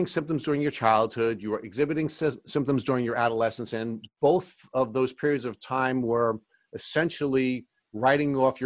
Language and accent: English; New York, United States; I'm from New York